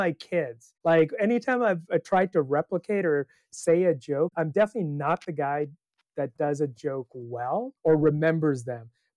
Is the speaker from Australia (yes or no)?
no; Canada; moved away as an adult; also born or lived in Palo Alto, California; now in Santa Cruz, United States; I grew up in Canada